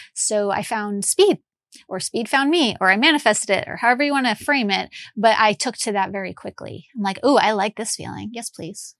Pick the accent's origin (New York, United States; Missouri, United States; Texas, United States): New York, United States; Long Island; moved away as an adult; also born or lived in Midwest; I grew up in New York, and I was like a Long Island Jewish girl